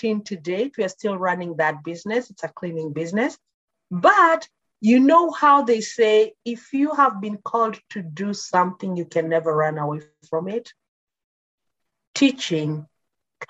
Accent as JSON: {"language": "English", "town": "Nakuru", "region": "Nakuru County", "country": "Kenya", "tie": "born or raised there", "also_born_or_lived": "Nairobi, Kenya", "moved": "as an adult", "lives_now": "Canada", "said": "I was born and brought up in Kenya in a small town called Nakuru"}